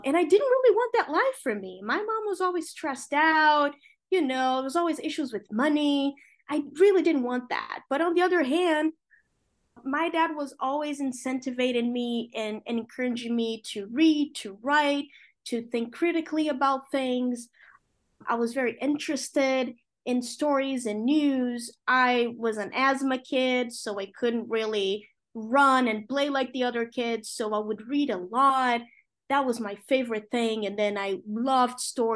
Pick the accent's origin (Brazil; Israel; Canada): Brazil; Rio de Janeiro; English is a second language; moved away as an adult; now in New York, United States; my parents met when they were reporters working for a newspaper in Rio de Janeiro, my hometown